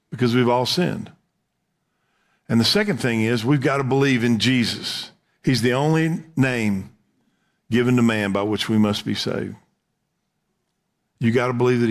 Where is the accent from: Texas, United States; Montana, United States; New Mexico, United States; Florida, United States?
Texas, United States; we would say here in Texas